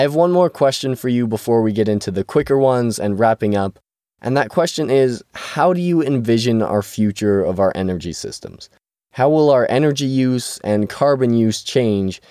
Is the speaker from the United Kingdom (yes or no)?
no; Canada; I'm from Canada